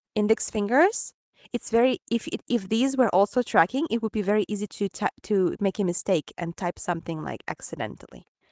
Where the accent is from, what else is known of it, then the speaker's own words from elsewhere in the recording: Ukraine; accent: Ukrainian; English is a second language; my Ukrainian accent